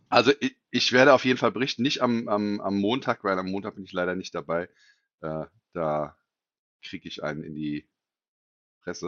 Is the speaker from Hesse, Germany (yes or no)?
yes; Hesse, Germany; als Hesse